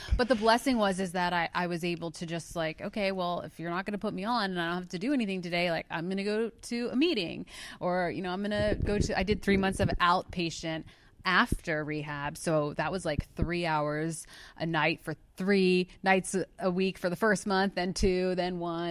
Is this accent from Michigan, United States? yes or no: no; outside of Philadelphia, Pennsylvania, United States; I'm from outside of Philadelphia